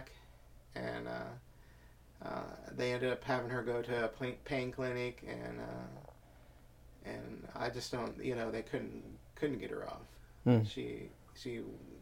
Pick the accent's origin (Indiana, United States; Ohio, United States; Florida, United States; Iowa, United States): Indiana, United States; now in Seattle, United States; the way I grew up in Indiana.